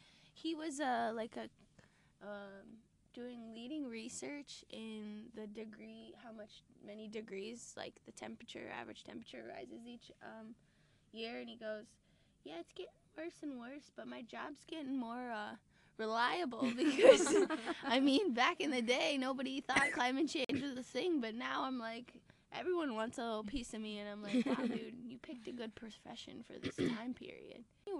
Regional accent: Johnston, Iowa, United States; I'm from a Des Moines suburb. It's called Johnston.

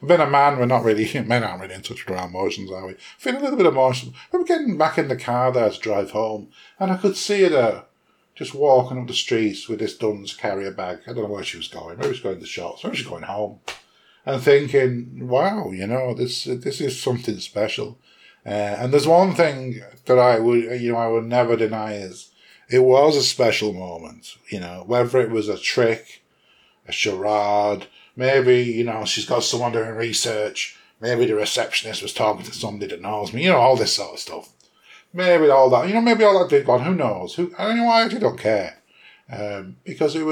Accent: England, United Kingdom; accent: English; moved away as an adult; now in Ireland; I am English. I was born in England. I live in Ireland. I have lived in Ireland for over 20 years

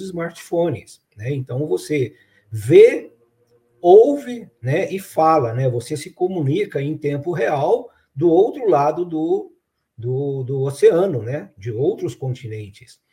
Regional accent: Araxá, Minas Gerais, Brazil; now in Franca, Brazil; quando eu era criança lá em Araxá

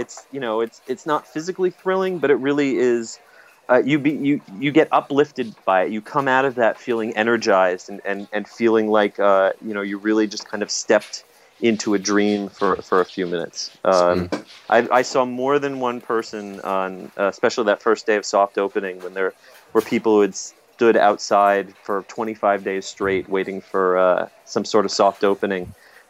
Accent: United States; as an American

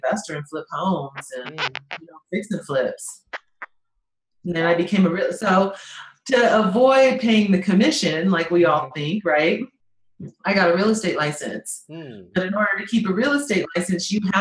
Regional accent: Colorado Springs, Colorado, United States; I'm from Colorado Springs, Colorado. I am like a regular kid.

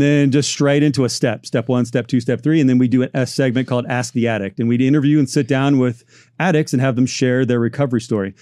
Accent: Orange County, Southern California, United States; I grew up here in Southern California, Orange County

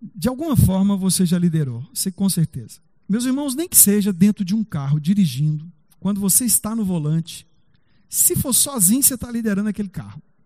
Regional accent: Brazil; Nós somos brasileiros

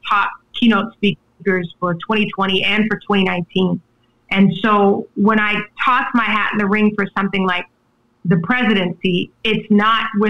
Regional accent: Charleston, South Carolina, United States; I'm from Charleston, South Carolina, and my mother has worked in higher education all of my life.

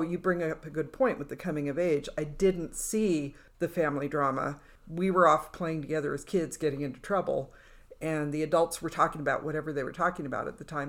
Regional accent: California, United States; now in Nevada, United States; where I grew up in California, it was fog

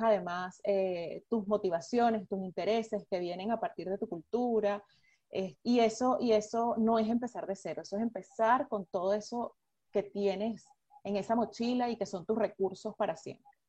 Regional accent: Venezuela; moved away; nosotros como venezolanos

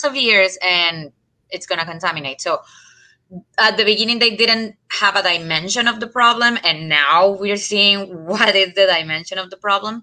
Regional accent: Colombia; moved away as an adult; also born or lived in Massachusetts; now in United States; I'm from Colombia

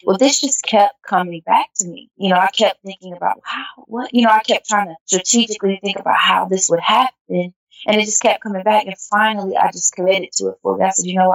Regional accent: Nashville, Tennessee, United States; moved away; my hometown, to Nashville, Tennessee

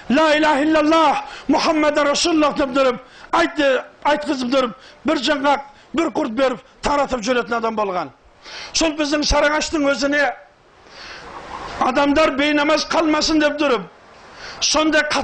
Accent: Saryagash, Turkistan Region, Kazakhstan; шымкенттемін шымкентте сарыағаш деген жердемін

